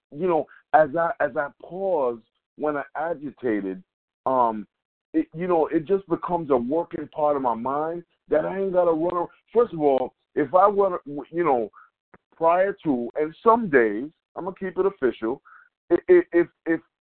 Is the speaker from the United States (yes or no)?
yes; New York, United States; We're from New York